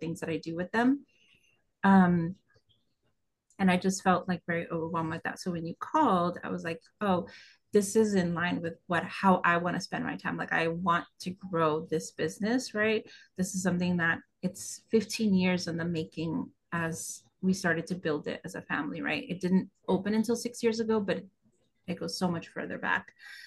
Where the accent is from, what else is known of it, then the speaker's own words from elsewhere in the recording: West Coast, United States; moved away as an adult; now in New York, United States; I grew up on the West Coast.